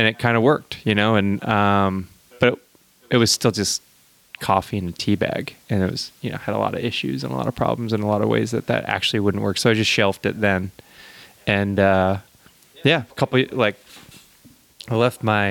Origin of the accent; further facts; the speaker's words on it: Maine, United States; moved away as an adult; now in Santa Cruz, United States; I'm from Maine originally